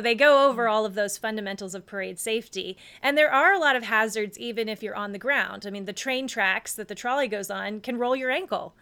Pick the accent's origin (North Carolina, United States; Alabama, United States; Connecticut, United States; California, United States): North Carolina, United States; I grew up in North Carolina